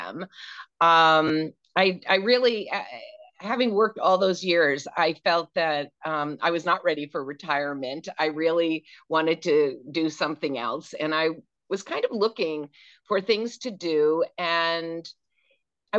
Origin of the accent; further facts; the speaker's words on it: Manchester, New Hampshire, United States; moved away as an adult; also born or lived in Boston, Massachusetts / Vermont / Connecticut; I grew up in Manchester, New Hampshire